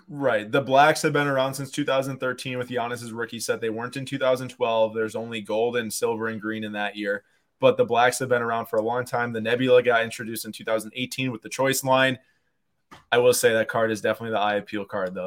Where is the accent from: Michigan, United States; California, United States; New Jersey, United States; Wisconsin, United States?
Wisconsin, United States; Milwaukee; we are from Milwaukee